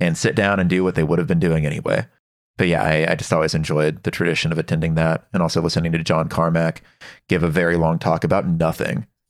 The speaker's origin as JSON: {"language": "English", "town": "Dallas", "region": "Texas", "country": "United States", "tie": "born or raised there", "said": "I grew up in Texas, in Dallas"}